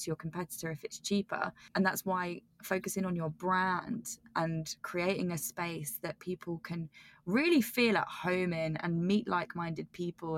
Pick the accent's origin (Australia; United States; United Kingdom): United Kingdom; accent: British; now in London, United Kingdom; my croaky British accent